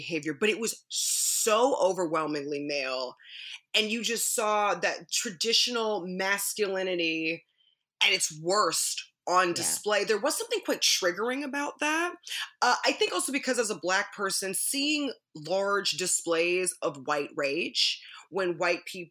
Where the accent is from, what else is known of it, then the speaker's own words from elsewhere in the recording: Los Angeles, California, United States; growing up in Los Angeles